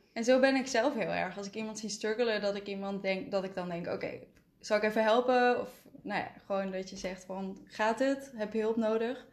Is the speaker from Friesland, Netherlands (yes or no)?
no; North Brabant, Netherlands; ik ben een Brabander